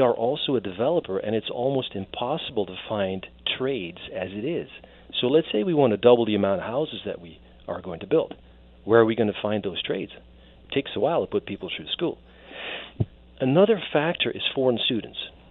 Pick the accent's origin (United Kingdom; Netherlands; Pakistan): Netherlands; moved away as an adult; now in Canada; I'm an immigrant myself. I was born and raised in the Netherlands. I came over here when I was about 20